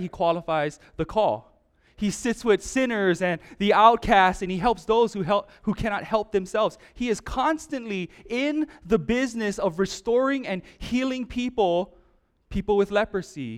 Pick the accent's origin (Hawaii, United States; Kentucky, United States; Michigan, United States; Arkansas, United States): Hawaii, United States; growing up in Hawaii, my whole life